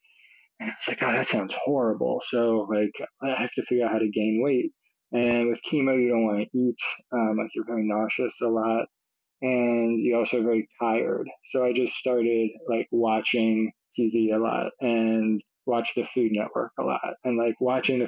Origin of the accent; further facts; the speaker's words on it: Nashville, Tennessee, United States; I grew up in Nashville, Tennessee